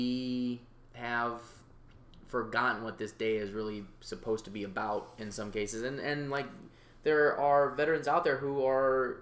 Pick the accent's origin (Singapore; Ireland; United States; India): United States; I really love being an American